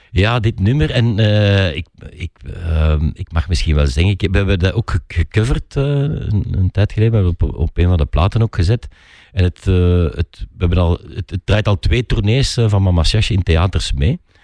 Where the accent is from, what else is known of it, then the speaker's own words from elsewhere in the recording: Flanders, Belgium; wij in Vlaanderen